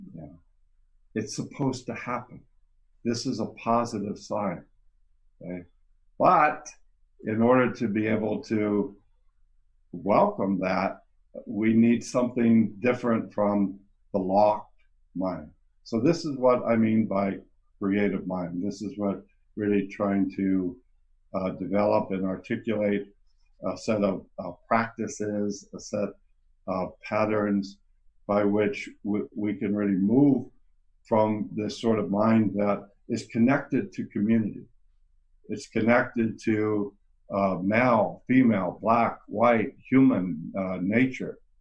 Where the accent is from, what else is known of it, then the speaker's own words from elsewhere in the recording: California, United States; I am from California